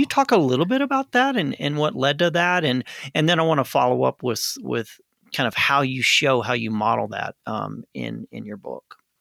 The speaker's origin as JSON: {"language": "English", "region": "Arkansas", "country": "United States", "tie": "born or raised there", "said": "I grew up in Arkansas"}